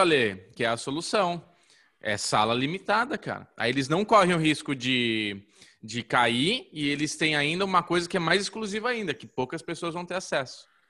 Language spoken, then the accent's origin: Portuguese; Brazil